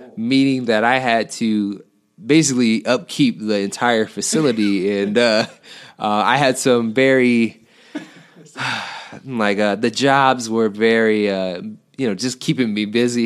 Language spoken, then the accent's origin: English; Detroit, Michigan, United States; also born or lived in Southfield, Michigan; i'm from the detroit area uh, i went to dps schools okay. um, until fourth grade and then uh, we moved to Southfield, okay. and I went to Southfield